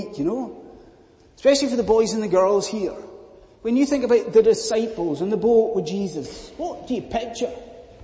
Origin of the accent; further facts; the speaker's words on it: Scotland, United Kingdom; as a Scotsman